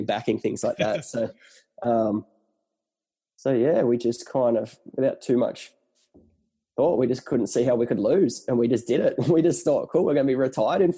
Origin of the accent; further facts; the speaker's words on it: Ulladulla, New South Wales, Australia; also born or lived in Newcastle; I grew up born and bred in Ulladulla, went to Newcastle University